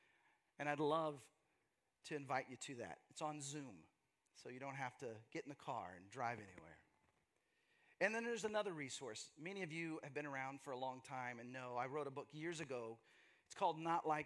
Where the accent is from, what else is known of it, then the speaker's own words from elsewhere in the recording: Texas, United States; moved away as an adult; also born or lived in Seattle / Los Angeles; now in Austin, United States; my journey from growing up in Texas, growing up in the Bible Belt